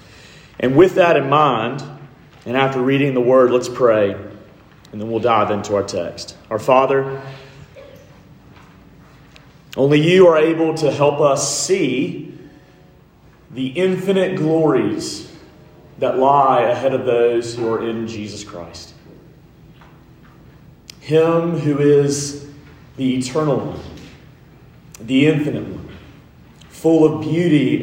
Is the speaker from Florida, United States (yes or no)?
no; Montgomery, Alabama, United States; I grew up in Montgomery, Alabama